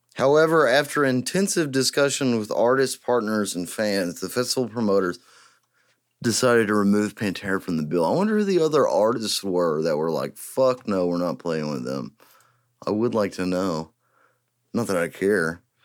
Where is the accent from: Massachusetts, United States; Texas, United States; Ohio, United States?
Texas, United States; East; I am from East Texas, and I was born and raised in East Texas